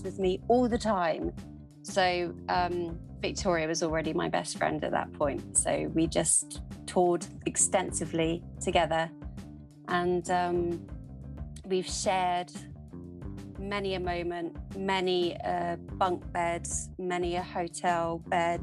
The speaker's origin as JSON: {"language": "English", "area": "Bodmin Moor, Cornwall", "region": "South West England", "country": "United Kingdom", "tie": "born or raised there", "said": "we both grew up down in Cornwall"}